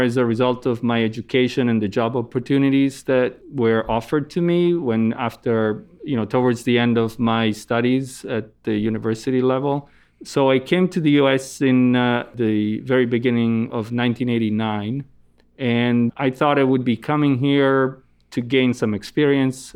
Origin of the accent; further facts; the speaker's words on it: Italy; moved away as an adult; now in United States; I grew up in Italy. Um, my parents are Italian